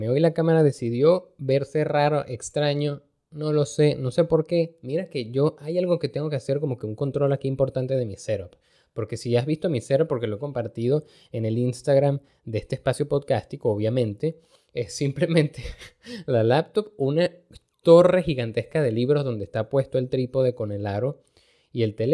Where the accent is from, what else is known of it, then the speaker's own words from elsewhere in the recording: Venezuela; aquí si hay algo que uno aprende como venezolano es hacer esa vaina, a resolver.